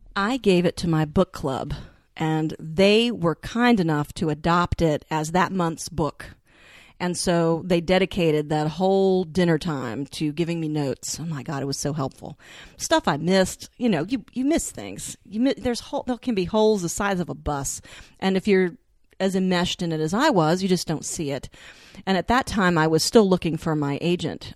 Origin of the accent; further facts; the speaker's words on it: the South, United States; I was born and raised in the South